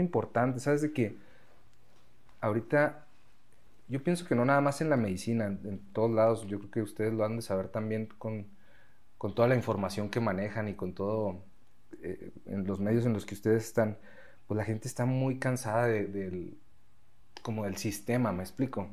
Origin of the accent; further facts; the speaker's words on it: Mexico; also born or lived in Spain; nosotros, como mexicanos